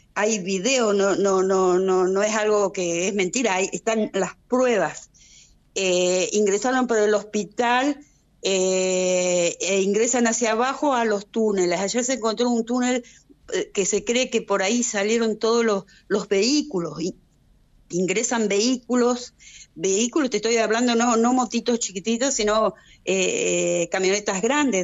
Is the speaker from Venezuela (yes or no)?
no; Argentina; now in Israel; mi país de origen